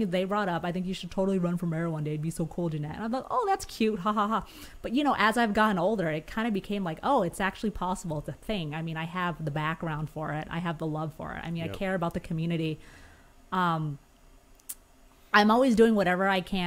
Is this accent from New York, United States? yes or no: no; Huntington Beach, California, United States; now in Los Angeles, United States; I was born and raised SoCal. I'm from Orange County